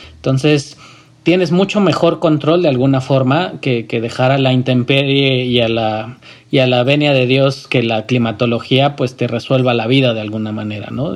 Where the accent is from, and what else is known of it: Mexico